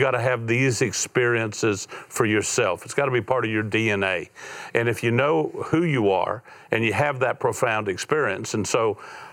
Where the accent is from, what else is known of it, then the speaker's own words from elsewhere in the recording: Florida, United States; I went through 6 broken homes growing up in Florida, bounced around, felt like a piece of luggage most of my life